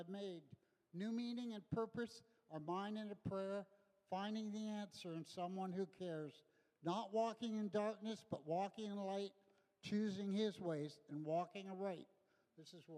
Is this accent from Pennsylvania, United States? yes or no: no; Los Angeles, California, United States; I grew up in Los Angeles in the 60s.